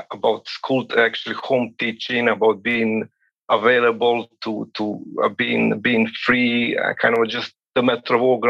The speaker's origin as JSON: {"language": "English", "country": "Serbia", "said": "I'm calling at this very moment, it's almost midnight in my place, and I'm from Serbia"}